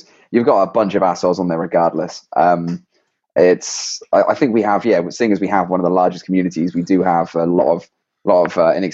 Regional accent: England, United Kingdom; accent: English; my English accent

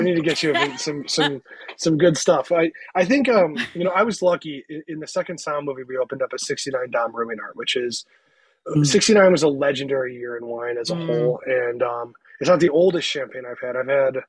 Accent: Cleveland, Ohio, United States; I'm from Cleveland. He's from Cleveland.

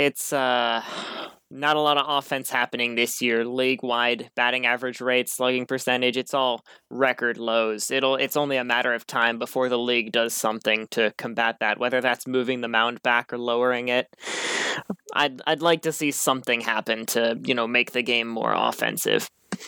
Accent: St. Louis, Missouri, United States; I'm from St. Louis

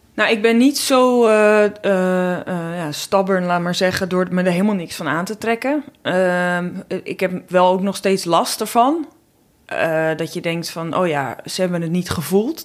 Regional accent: North Holland, Netherlands; accent: thick North Holland L; ik kom uit Noord-Holland, echt uit de klei getrokken, dikke Noord-Hollandse L.

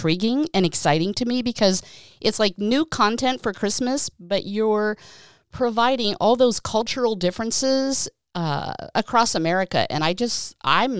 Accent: Pennsylvania, United States; also born or lived in Southern California; now in California, United States; I live in SoCal now, but I grew up in Pennsylvania

